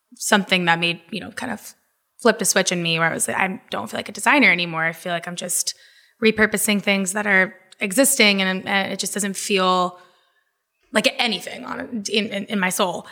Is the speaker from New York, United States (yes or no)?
no; Jacksonville, Florida, United States; now in Brooklyn, United States; I was born and raised in Florida, uh, grew up primarily in Jacksonville